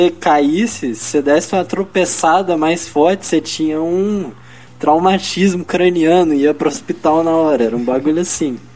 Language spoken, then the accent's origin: Portuguese; Diamantina, Minas Gerais, Brazil; born there; also born or lived in Divinópolis / Belo Horizonte / Bom Despacho; eu nasci em Diamantina, aí meu